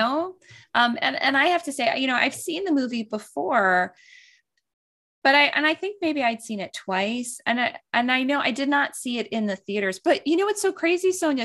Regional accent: East Coast, United States; growing up on the East Coast

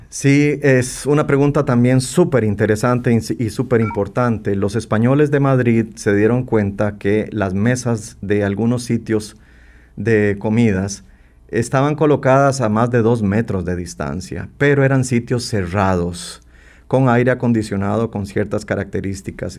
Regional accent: Costa Rica; como costarricenses

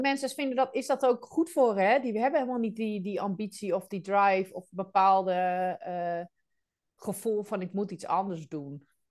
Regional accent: Netherlands; moved away as an adult; also born or lived in Rhodes, Greece / Amsterdam; now in Belgium; Wel in Nederland geboren, getogen.

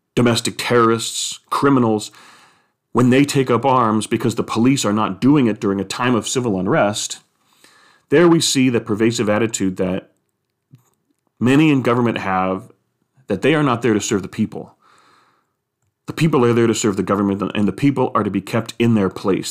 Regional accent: United States; as a person who is American, who loves being an American

